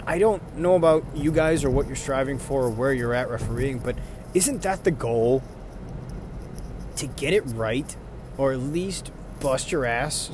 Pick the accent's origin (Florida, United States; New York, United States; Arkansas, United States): New York, United States; I'm from New York